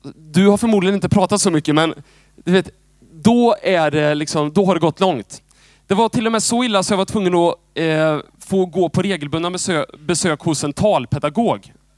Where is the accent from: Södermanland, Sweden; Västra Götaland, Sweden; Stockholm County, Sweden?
Västra Götaland, Sweden; Moholm, Lugnås, Götene; moved away as an adult; now in Jönköping, Sweden; jag, jag är född i liksom Moholm. Eh, lite uppväxt i Lugnås. Och sen har jag bott i Götene stora delar.